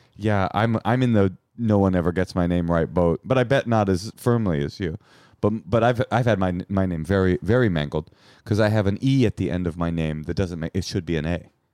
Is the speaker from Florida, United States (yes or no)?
no; Bay Area, California, United States; I'm from the Bay Area, too